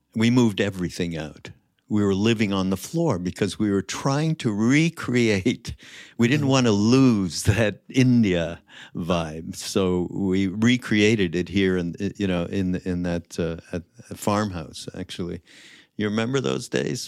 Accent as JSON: {"language": "English", "town": "Montreal", "region": "Quebec", "country": "Canada", "said": "I'm from, Montreal"}